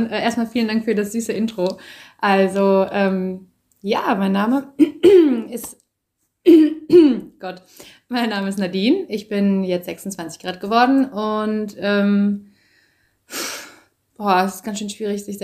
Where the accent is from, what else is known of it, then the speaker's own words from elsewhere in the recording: hometown near Düsseldorf and Cologne, North Rhine-Westphalia, Germany; also born or lived in Berlin; ich wohne jetzt gerade wieder in meiner Heimatstadt ähm, in der Nähe von Düsseldorf und Köln. War vorher eine Zeit lang äh, in Köln, habe da gelebt und davor äh, in Berlin und davor war ich ganz lange auf Reisen.